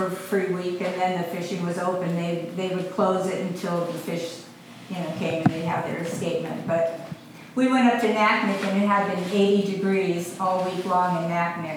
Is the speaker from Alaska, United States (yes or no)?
yes; Kodiak, Alaska, United States; I'm from Kodiak, and I've lived there most of my life